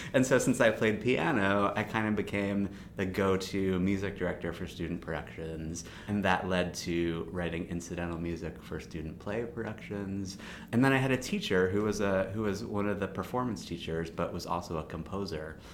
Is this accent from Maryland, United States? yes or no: yes; Baltimore, Maryland, United States; I grew up in Baltimore